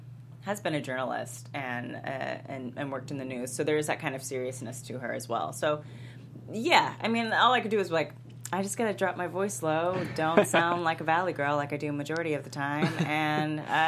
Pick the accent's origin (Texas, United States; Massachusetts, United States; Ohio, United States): Texas, United States; Houston; moved away; I'm from Houston.